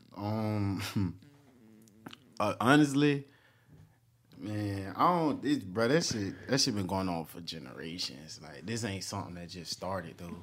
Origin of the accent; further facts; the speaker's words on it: Jacksonville, Florida, United States; I'm from Jacksonville, Florida, north side of Jacksonville, Dons Avenue